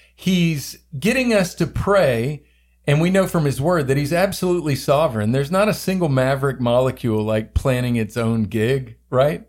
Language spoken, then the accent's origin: English; the South, United States; I grew up in the South